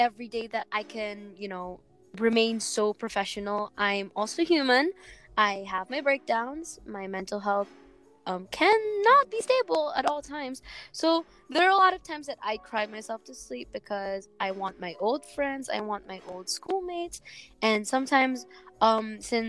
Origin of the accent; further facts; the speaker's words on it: Batangas, Calabarzon, Philippines; I'm from Batangas